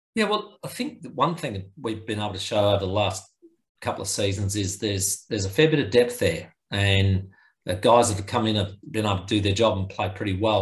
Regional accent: Adelaide, South Australia, Australia; we're from Mansfield Park

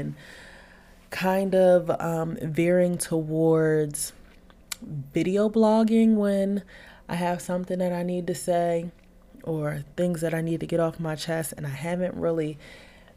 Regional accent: Philadelphia, Pennsylvania, United States; moved away; I also traveled to Philadelphia, back to my hometown

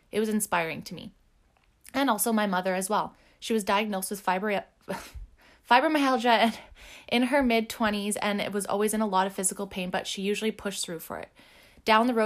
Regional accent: Port Alberni, British Columbia, Canada; I was born and raised on Vancouver Island, in December 1986 specifically, making me currently 34 years old. I started my little life in a tiny valley called Port Alberni

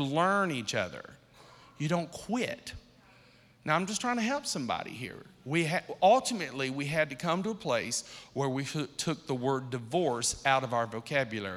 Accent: Akron, Ohio, United States; I'm from Akron, Ohio

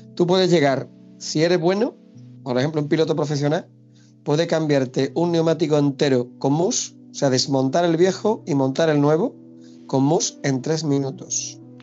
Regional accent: Pilas, Andalusia, Spain; also born or lived in Almonte, Huelva; now in Hinojos, Spain; yo, al nacido en Pilazo soy

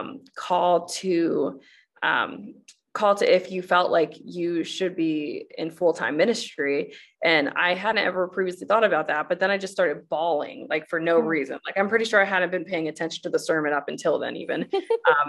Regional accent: United States; I grew up in the United States

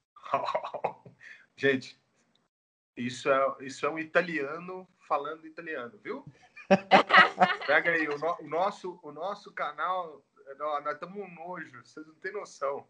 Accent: Goiânia, Goiás, Brazil; eu que sou natural de Goiânia

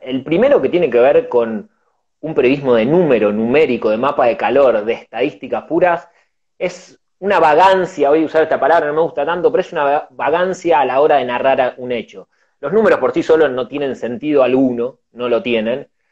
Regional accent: Argentina; somos argentinos

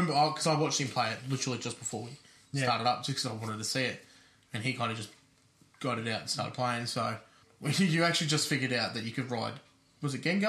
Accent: Australia; We're from Australia.

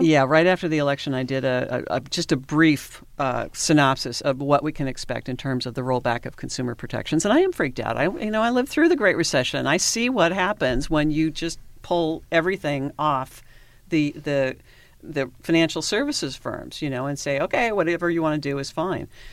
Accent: Washington, United States; moved away as an adult; also born or lived in Alaska / Southern California; I'm from Washington State

